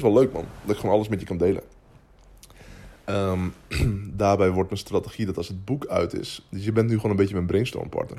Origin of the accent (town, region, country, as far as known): Netherlands